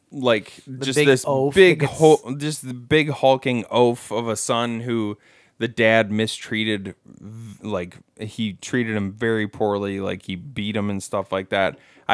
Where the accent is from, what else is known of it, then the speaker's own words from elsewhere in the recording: Ireland; I can say this, because I'm Irish.